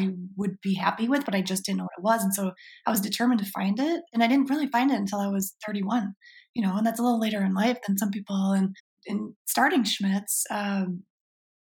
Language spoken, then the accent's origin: English; Michigan, United States; now in Portland, United States; I grew up in Michigan, and that's just been, you know, being a Midwestern girl